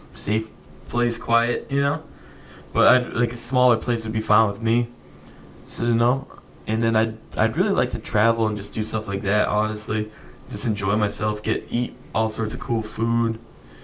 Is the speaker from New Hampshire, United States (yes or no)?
yes; New Hampshire, United States; We're from New Hampshire